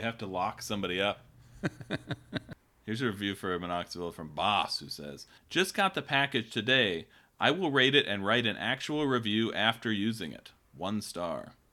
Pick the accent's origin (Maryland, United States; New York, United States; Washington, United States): Washington, United States; Kirkland; I'm from Kirkland